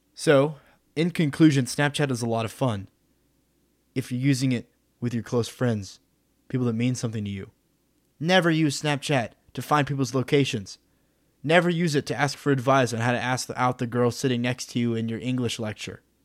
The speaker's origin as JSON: {"language": "English", "town": "Midland", "region": "Texas", "country": "United States", "moved": "yes", "said": "I'm from Midland, which is like, what, one hundred twenty-five thousand people"}